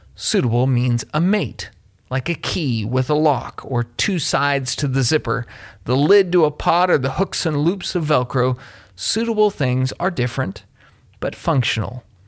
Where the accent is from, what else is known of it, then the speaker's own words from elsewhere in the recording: Kentucky, United States; my home state of Kentucky